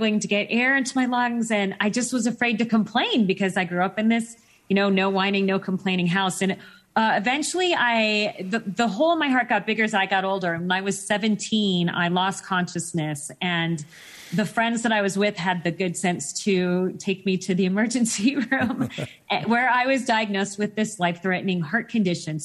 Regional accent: Phoenix, Arizona, United States; I grew up in Phoenix, Arizona

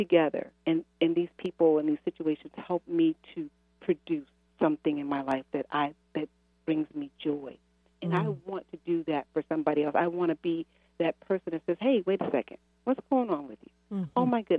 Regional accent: Chicago, Illinois, United States; also born or lived in Massachusetts, United States / Maryland, United States; No, I'm from Chicago. I've lived, gosh, in Massachusetts most of my life.

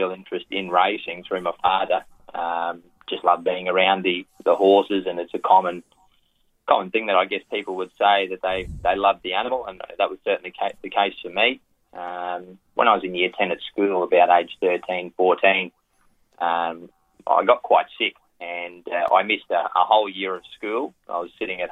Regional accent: Thangool, Queensland, Australia; moved away as an adult; also born or lived in Rockhampton, Queensland / Singapore; now in Sydney, Australia; I grew up in Western Queensland or Central Queensland, a place called Dangoodle

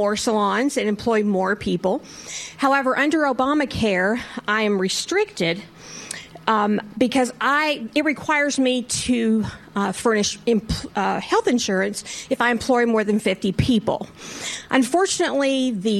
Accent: Fort Worth, Texas, United States; I'm from Fort Worth, Texas

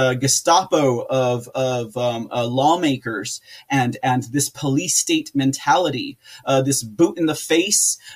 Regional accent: United States; we as American citizens we as Americans

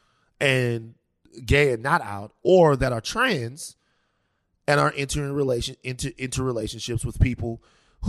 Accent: Baton Rouge, Louisiana, United States; I'm from Baton Rouge, Louisiana

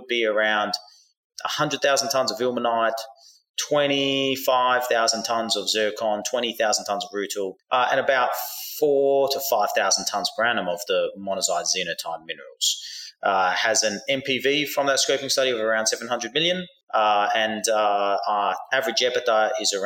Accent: Australia; now in United States; I grew up in Australia, but I live in the United States now.

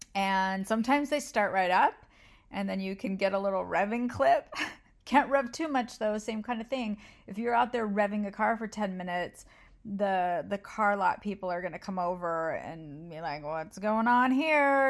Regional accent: United States; I'm American

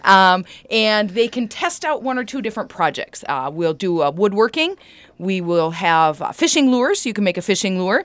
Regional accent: Wadena County, Minnesota, United States; I grew up here in Medina County

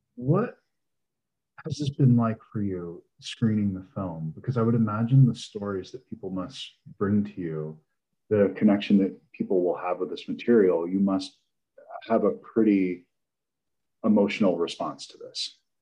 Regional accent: Delaware, United States; I was raised in Delaware.

